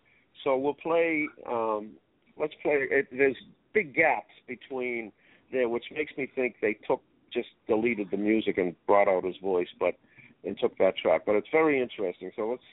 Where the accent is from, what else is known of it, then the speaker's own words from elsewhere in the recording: Roxbury, Massachusetts, United States; especially for a kid growing up in Roxbury